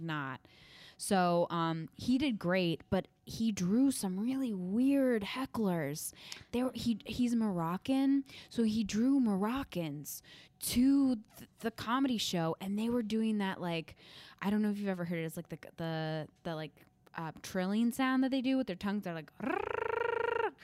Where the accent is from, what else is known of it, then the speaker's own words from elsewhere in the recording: Midwest, United States; moved away; I'm from the Midwest